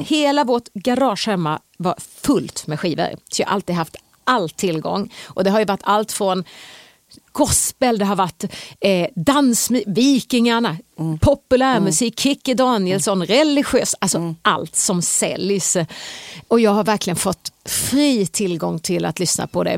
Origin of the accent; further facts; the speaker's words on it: Hovmantorp, Kronoberg County, Sweden; also born or lived in Växjö; jag är född i Småland, i Hovmantorp, Växjö BB. Jag är uppvuxen i Hovmantorp och jag bodde där till jag var 16 år